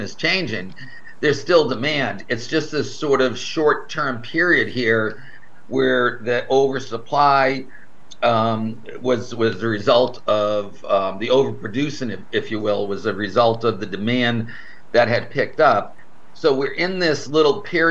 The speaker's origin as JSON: {"language": "English", "town": "Boston", "region": "Massachusetts", "country": "United States", "tie": "born or raised there", "moved": "yes", "lives_now": "Florida, United States", "said": "I was back in my hometown"}